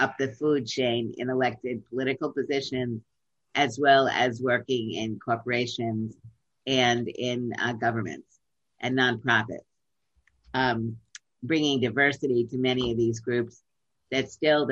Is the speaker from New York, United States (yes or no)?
yes; New York City, New York, United States; I grew up in Brooklyn